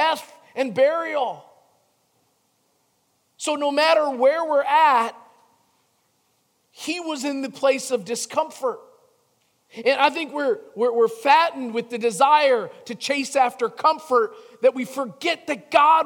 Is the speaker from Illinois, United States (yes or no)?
yes; Chicago, Illinois, United States; growing up in Chicago